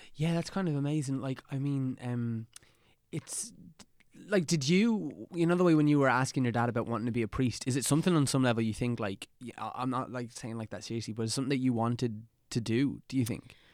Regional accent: Dublin, Leinster, Ireland; We're kind of from the same neck of the woods

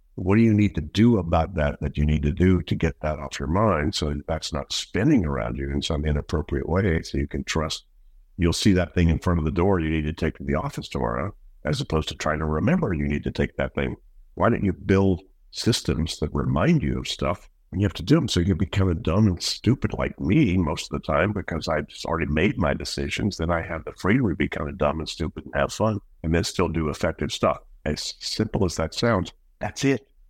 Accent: Shreveport, Louisiana, United States; now in Netherlands; I grew up in Shreveport

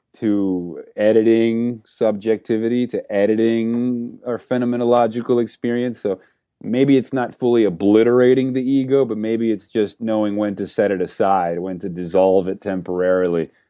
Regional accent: Venezuela; moved away; I grew up in Venezuela

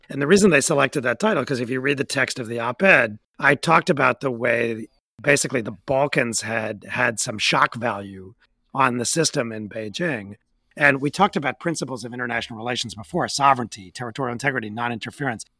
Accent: United States; I'm American

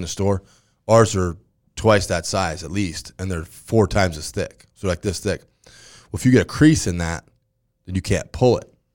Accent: Grand Island, Nebraska, United States; I'm from Grand Island.

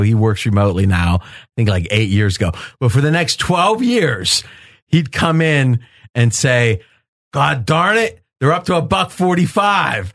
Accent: Ohio, United States; I grew up in Ohio, but Wheeling was right across the river

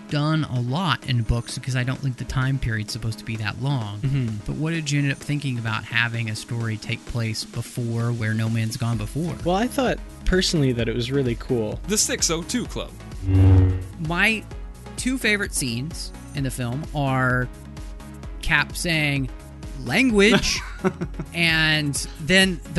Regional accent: Charleston, Illinois, United States; If I were closer to Chicago, I'd hang out with Max and Mike too. I grew up downstate in Charleston, and in fact, my best friend from childhood teaches at Hinsdale Central and lives in Bolingbrook.

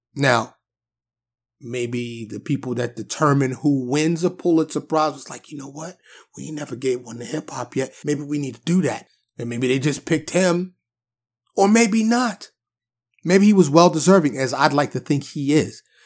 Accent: New York City, New York, United States; moved away as an adult; now in Dallas, United States; I'm born and raised in New York City. I live in, uh, in the suburbs of Dallas, Texas now, and have for many years

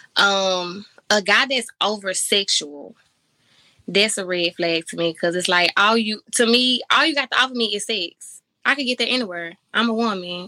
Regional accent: Memphis, Tennessee, United States; I'm from Memphis. Um, born and raised

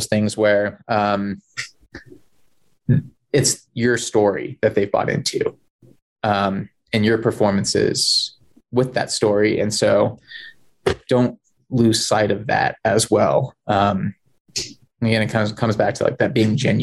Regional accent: California, United States; moved away; also born or lived in Wasatch / Colorado; I grew up in Tahoe.

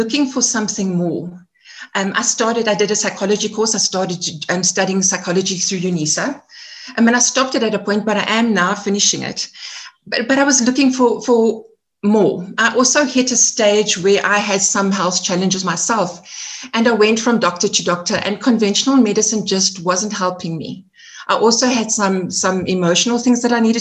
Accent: Edenvale, Gauteng, South Africa; also born or lived in Eastern Cape / Johannesburg; I'm a Joburg girl, born and bred. I spent some of my childhood in the Eastern Cape in a farming community. In primary school, I came back to Joburg, and I'm an Edenvale girl. So I spent most of my life in Edenvale.

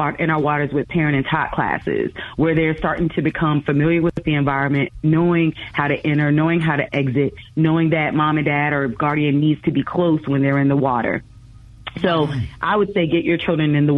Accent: Virginia, United States; I grew up in Virginia, grew up near the ocean front.

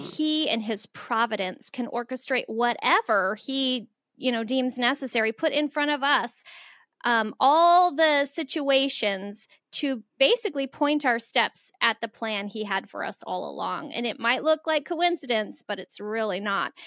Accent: Phoenix, Arizona, United States; moved away as an adult; also born or lived in Florida / Central Minnesota; I grew up in the inner city of Phoenix

